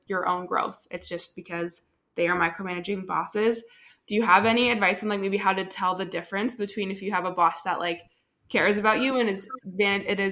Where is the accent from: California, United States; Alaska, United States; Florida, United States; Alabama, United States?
California, United States; Southern; now in Austin, United States; I'm from Southern California. I'm a little bit more south